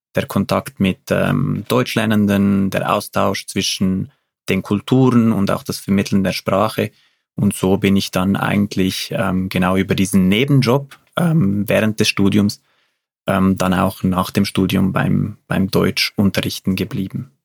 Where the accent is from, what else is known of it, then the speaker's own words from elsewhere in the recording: Zurich, Switzerland; also born or lived in Uster; als Zürcher